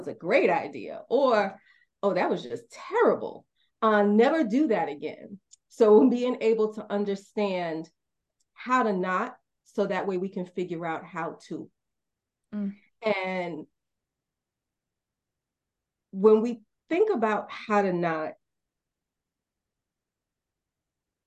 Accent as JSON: {"language": "English", "town": "New York City", "region": "New York", "country": "United States", "tie": "born or raised there", "moved": "yes", "lives_now": "Marietta, United States", "said": "I'm a Black woman born and raised in Brooklyn, New York. I currently reside in Marietta, Georgia"}